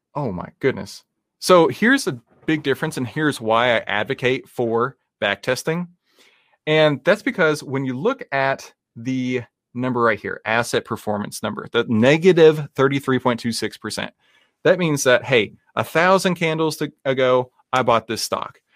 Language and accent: English; Texas, United States; I am from Texas. That's how we actually speak in real life